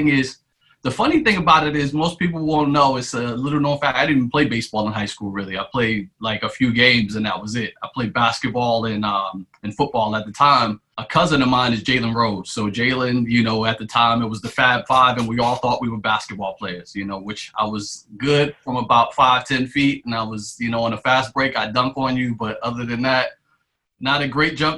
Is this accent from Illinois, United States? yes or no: no; Irvington, New Jersey, United States; I grew up in Hillside, Irvington, New Jersey